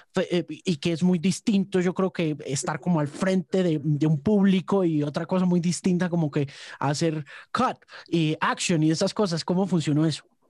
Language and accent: Spanish; United States; quienes nos criamos en los Estados Unidos